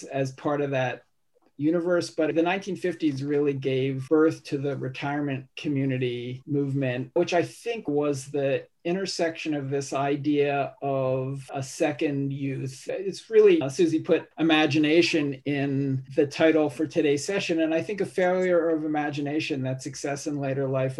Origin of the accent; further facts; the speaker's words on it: Philadelphia, Pennsylvania, United States; my hometown, Philadelphia